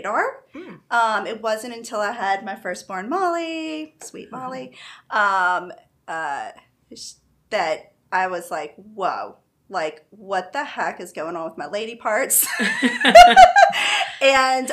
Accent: Baton Rouge, Louisiana, United States; I'm from Baton Rouge

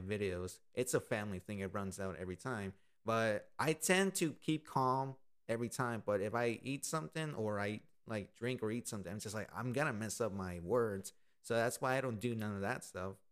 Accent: Austin, Texas, United States; This has been my hometown for 24 years

